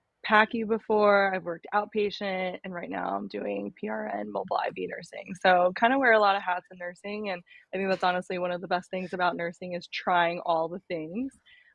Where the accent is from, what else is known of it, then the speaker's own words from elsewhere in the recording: New York, United States; now in Seattle, United States; And I'm the CEO and co-founder of MedVenture App. I'm originally from New York, but now I am a little bit planting roots here in Seattle.